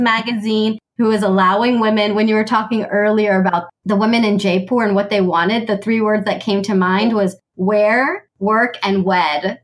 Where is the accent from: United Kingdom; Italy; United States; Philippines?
United States; I was born and raised in the US